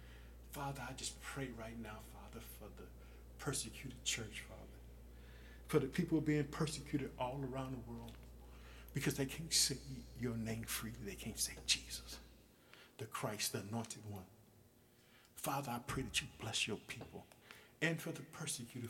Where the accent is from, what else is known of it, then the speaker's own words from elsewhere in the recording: Illinois, United States; my home state of Illinois